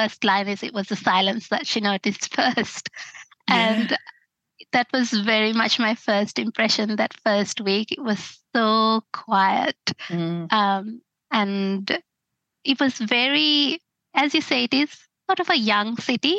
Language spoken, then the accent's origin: English; Sri Lanka; moved away as an adult; now in Australia